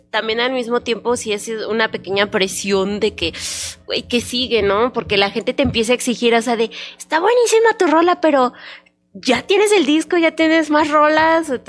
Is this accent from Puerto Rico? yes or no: no; Mexico City, Mexico; now in León, Mexico; Lo que pasa es que yo soy de la Ciudad de México y toda mi familia también. Obviamente tengo ya 22 años aquí en León y por eso yo digo, yo ya soy de aquí